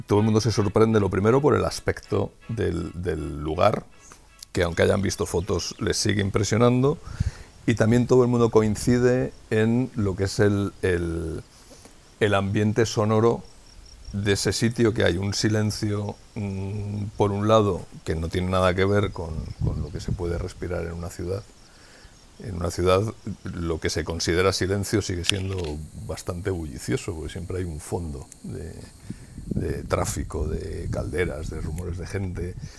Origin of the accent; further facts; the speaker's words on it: Madrid, Community of Madrid, Spain; moved away as an adult; now in Sayago, Spain; nosotros éramos madrileños